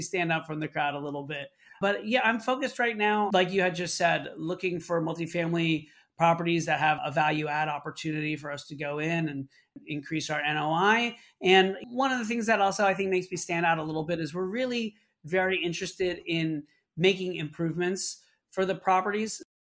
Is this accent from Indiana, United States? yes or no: no; Orlando, Florida, United States; now in Brooklyn, New York, United States; I grew up in Orlando, Florida, moved to New York to pursue a career in theater.